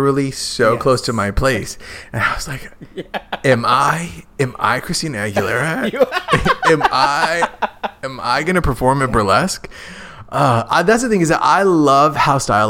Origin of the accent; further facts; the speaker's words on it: Phoenix, Arizona, United States; moved away as an adult; also born or lived in Tucson, Arizona; I grew up in South Central Phoenix, and then I went to college in Tucson